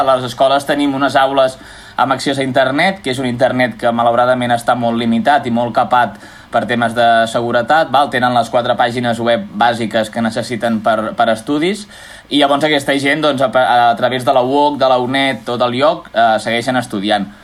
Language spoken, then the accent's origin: Catalan; Reus, Catalonia, Spain; sóc de Reus